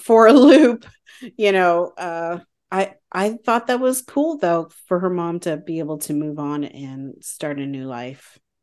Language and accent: English; Canada; as a Canadian